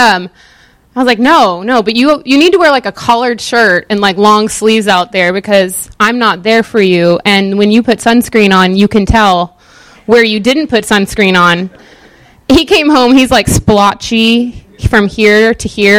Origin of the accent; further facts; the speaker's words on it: Pacific Northwest, United States; moved away; I'm not from the South. I'm from the Pacific Northwest, where the water is clear.